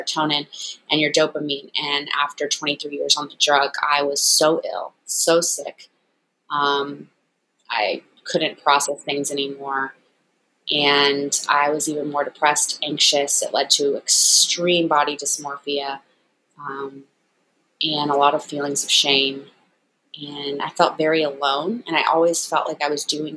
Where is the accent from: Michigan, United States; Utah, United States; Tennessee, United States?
Tennessee, United States; Memphis; moved away as an adult; also born or lived in New York City; I am originally from Memphis, Tennessee. I moved to New York to get my master's in fashion photography